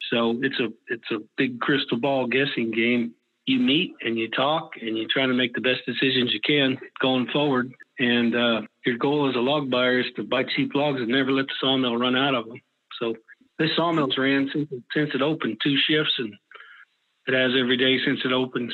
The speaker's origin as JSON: {"language": "English", "town": "Weaverville", "region": "California", "country": "United States", "tie": "born or raised there", "said": "I was born in Weaverville, where I live"}